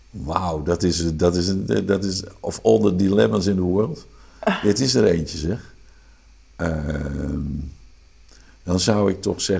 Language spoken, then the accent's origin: Dutch; Amsterdam, North Holland, Netherlands; accent: Amsterdam; Ik zeg, Johan! Johan! Op mijn Amsterdamse accent. kwam ineens weer tevoorschijn.